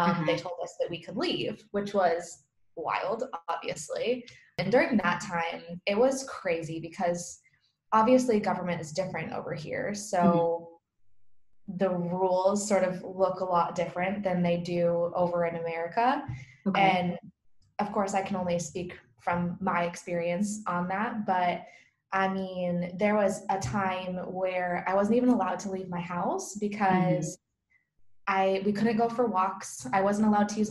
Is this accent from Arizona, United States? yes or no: no; northern Michigan, United States; moved away as an adult; also born or lived in Alamogordo, New Mexico; now in Italy; I'm originally from a really small town in northern Michigan